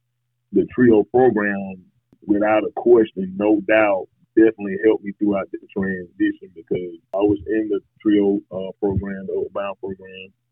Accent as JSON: {"language": "English", "area": "Bibb County", "region": "Alabama", "country": "United States", "tie": "born or raised there", "said": "I'm from Bibb County, Alabama, located about 30 miles south of Tuscaloosa and Centerville. I am an alumni of Bibb County High School"}